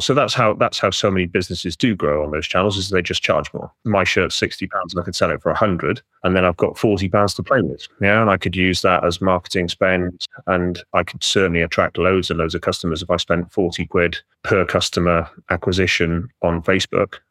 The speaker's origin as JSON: {"language": "English", "area": "Welsh", "region": "Wales", "country": "United Kingdom", "said": "I'm Welsh"}